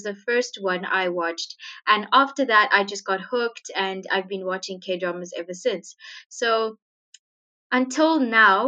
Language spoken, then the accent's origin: English; Sri Lanka; now in Zimbabwe; I do live in Zimbabwe in Southern Africa, but I am originally from Sri Lanka